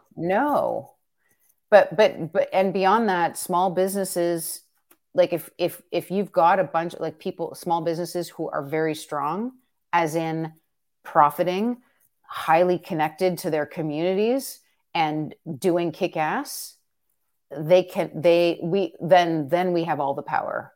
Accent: Canada; as a Canadian

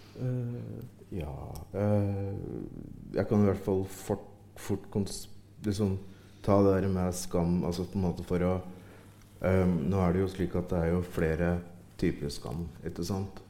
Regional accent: Ringsaker, Innlandet, Norway; I Ringsaker kommune, der jeg vokste opp

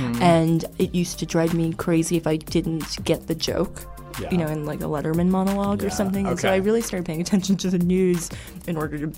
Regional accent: Red Bank, New Jersey, United States; moved away; also born or lived in New York / Los Angeles; I was born in New York, mm-hmm. and I was raised in New Jersey, in Red Bank, which is like an hour and 15 minutes from Manhattan.

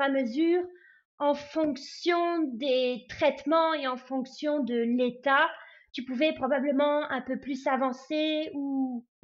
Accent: France; moved away as an adult; now in Canada; moi je suis française arrivée euh, au Canada il y a 12 ans

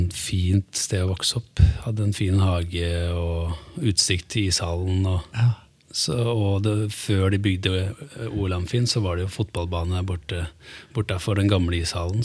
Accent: Hamar, Innlandet, Norway; also born or lived in Italy; now in Oslo, Norway; Jeg er oppvokst på Storhamar

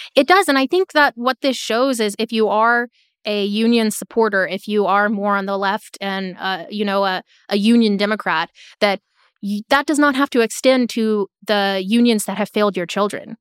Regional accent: Florida, United States; my home state of Florida

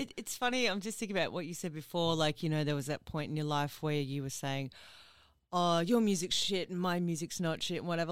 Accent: Ipswich, Queensland, Australia; I'm originally from Ipswich

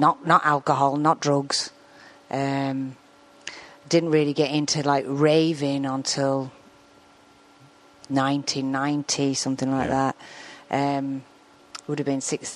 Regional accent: Arklow, Leinster, Ireland; moved away; also born or lived in Manchester; Arklow, which is where I'm from

